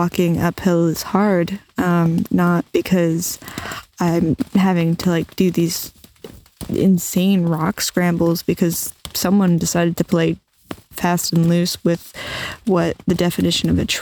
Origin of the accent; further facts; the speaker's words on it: New Jersey, United States; I'm from Jersey. People aren't nice